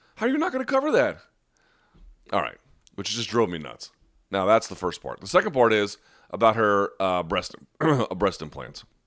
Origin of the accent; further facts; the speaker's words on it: United States; an American who has ties to Beirut